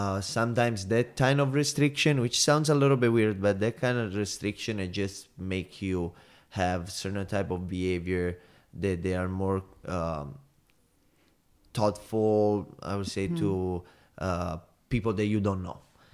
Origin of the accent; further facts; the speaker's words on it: Salerno, Campania, Italy; English is a second language; It's not a big city. It's like under them 60,000 people. It's on the water, so that's the beauty about.